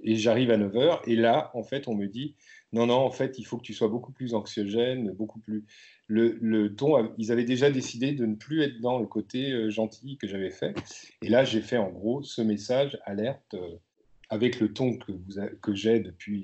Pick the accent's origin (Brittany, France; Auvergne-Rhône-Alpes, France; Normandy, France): Brittany, France; je suis né, je suis né en Bretagne